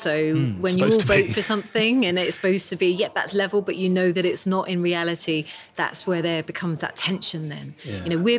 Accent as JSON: {"language": "English", "country": "United Kingdom", "said": "Oh, we are so British about it, because we follow everything to the letter."}